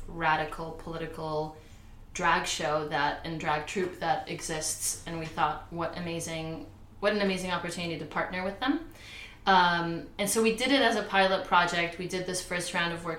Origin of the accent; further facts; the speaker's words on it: Poland; moved away; I'm also a queer, non-binary Polish immigrant